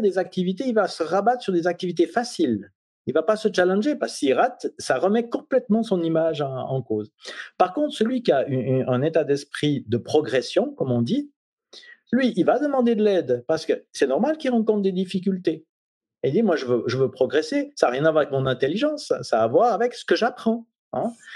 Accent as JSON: {"language": "French", "country": "Switzerland", "said": "je suis suisse"}